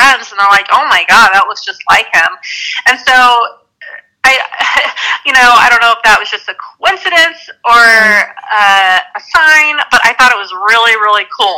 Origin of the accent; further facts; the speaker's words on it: Pueblo, Colorado, United States; It's my hometown, Pueblo, Colorado